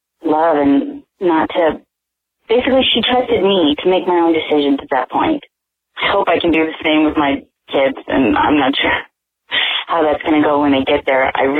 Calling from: California, United States; I'm calling from California

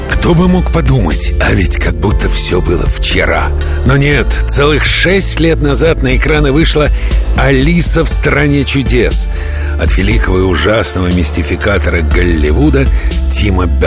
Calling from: Moscow, Russia; А, я из я из Москвы.

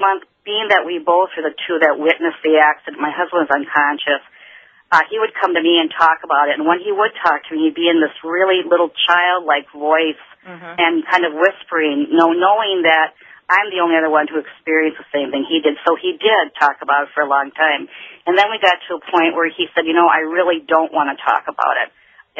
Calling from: Boston, Massachusetts, United States; I'm calling actually from Boston from the National Conference for Compassionate Friends.

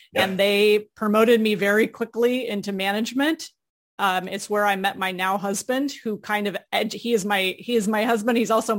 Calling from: Orlando, Florida, United States; Right outside Orlando, Florida.

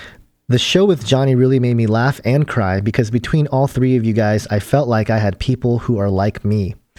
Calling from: Cambridge, Minnesota, United States; I'm from Cambridge, Minnesota, by the way.

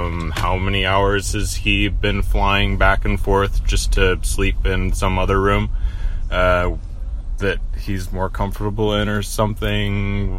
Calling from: Washington, United States; I'm calling from Washington State.

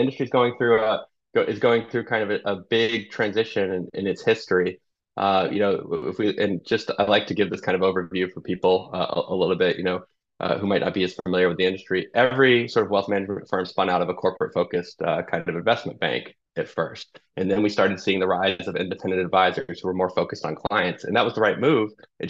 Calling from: New Jersey, United States; I'm calling in from my home in New Jersey, and I'm just outside of New York.

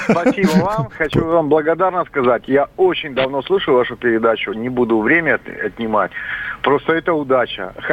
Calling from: Yaroslavl, Yaroslavl Oblast, Russia; я из Ярославля звоню.

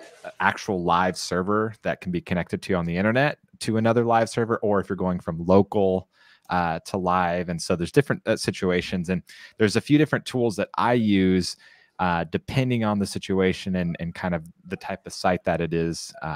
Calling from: San Clemente, California, United States; here. I'm broadcasting from San Clemente, California, and you can find me online at divilife.com.

